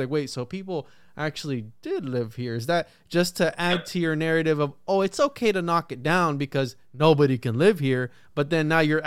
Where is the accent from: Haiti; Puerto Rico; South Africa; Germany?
Puerto Rico; I'm from Puerto Rico